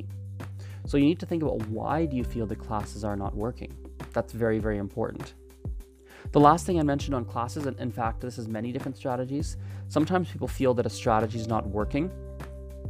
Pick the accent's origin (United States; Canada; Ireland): Canada; first language English; I speak it because I grew up in Canada, and so it's my native language, I suppose, my first language.